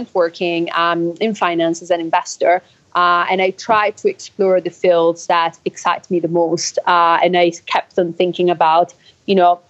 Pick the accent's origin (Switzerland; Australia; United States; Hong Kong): Switzerland; now in London, United Kingdom; I'm from Switzerland originally